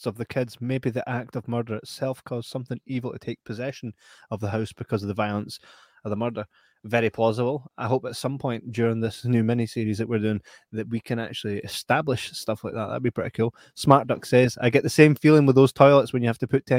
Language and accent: English; Falkirk, Scotland, United Kingdom; born or raised there